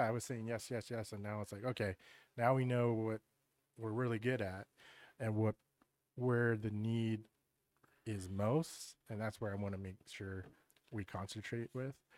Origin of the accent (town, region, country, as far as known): York, Pennsylvania, United States; born or raised there